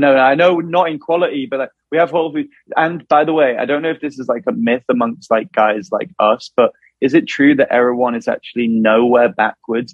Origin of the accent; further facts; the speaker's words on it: Wilmslow, North West England, United Kingdom; where we're from Wilmslow or Mac or like, like around that kind of area of Manchester